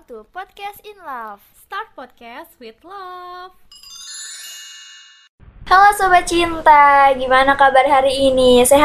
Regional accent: Jakarta, Indonesia; nih gue anak Jakarta nih nape nih

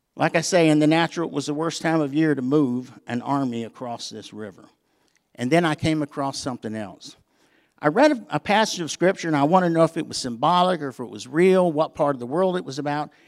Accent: the South, United States; I'm from the South

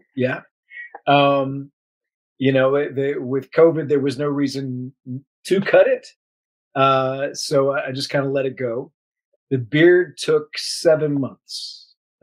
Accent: United States; I grew up near Fort Myers

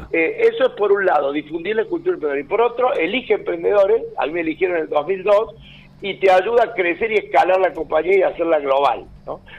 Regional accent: Río Cuarto, Córdoba, Argentina; moved away; Claro, de Río Cuarto hasta la muerte

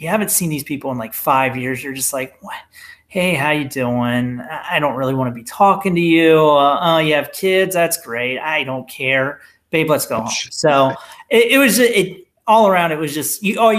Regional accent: Columbus, United States; moved away; my hometown had their the annual alumni tournament. It's surprisingly in Columbus

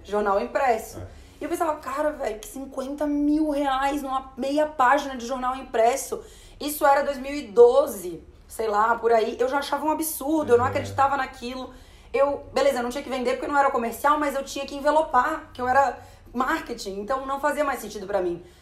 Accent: Florianópolis, Santa Catarina, Brazil; a gente é de Florianópolis

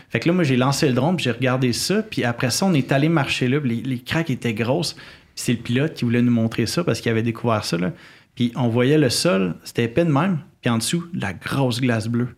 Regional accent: Quebec City, Quebec, Canada; j'ai grandi euh, à Québec, puis la forêt est à 15 minutes

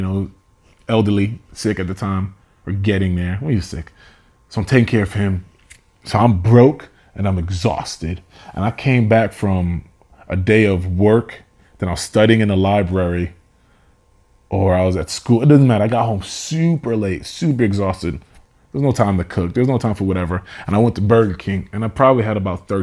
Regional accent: Nigeria; I am Nigerian, so I will talk about me being educated.

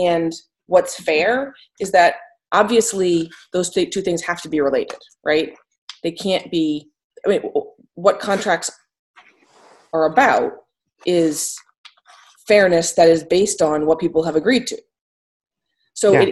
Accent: Maine, United States; accent: Maine; in a Maine accent, in the sense that I am from Maine

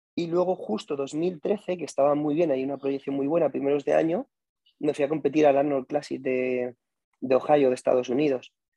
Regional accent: Albacete, Castilla-La Mancha, Spain; yo soy de Albacete y como en Albacete no había un sitio donde pudiésemos bailar, practicábamos solo en la calle

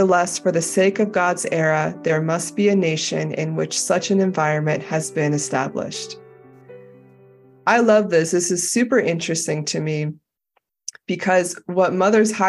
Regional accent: United States; as an American

